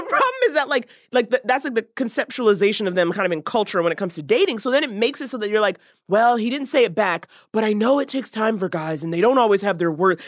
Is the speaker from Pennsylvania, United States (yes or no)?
no; New York, United States; moved away; I'm from New York